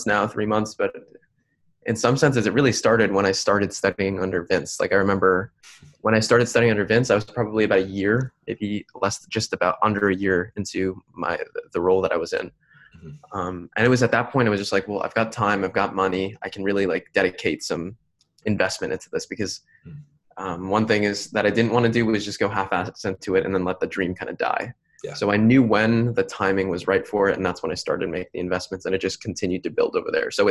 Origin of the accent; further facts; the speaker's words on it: New Jersey, United States; I'm born in New Jersey. I was born in New Jersey